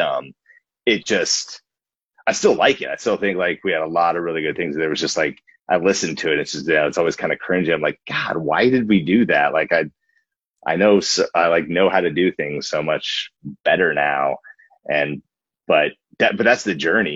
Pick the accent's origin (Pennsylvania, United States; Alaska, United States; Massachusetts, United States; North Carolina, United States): Alaska, United States; moved away as an adult; also born or lived in Wasilla, Alaska / Portland, Oregon; We grew up in Alaska and it's very isolated, but like very special. So we love the place that we're from